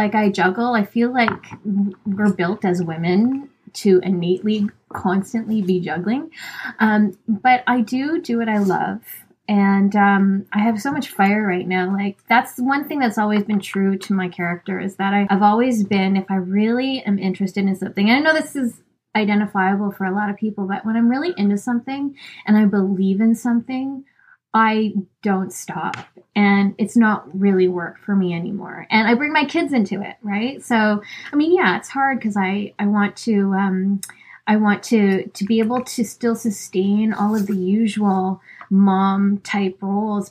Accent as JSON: {"language": "English", "country": "Canada", "said": "I'm Filipina and I'm from Canada"}